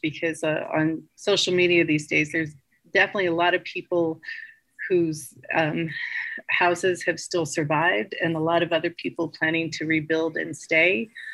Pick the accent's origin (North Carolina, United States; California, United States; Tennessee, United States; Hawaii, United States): California, United States; Los Angeles; moved away; also born or lived in Greenville, California; I'm from Los Angeles originally